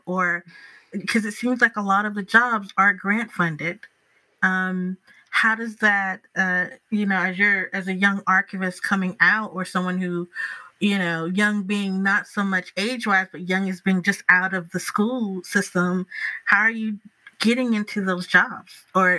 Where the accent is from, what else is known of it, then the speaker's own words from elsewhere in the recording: the South, United States; You know, like I am a Southerner and my blood is very delicate